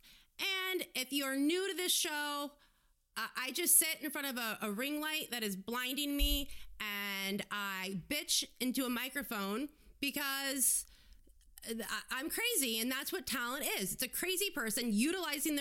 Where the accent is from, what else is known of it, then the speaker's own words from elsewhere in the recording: United States; being an American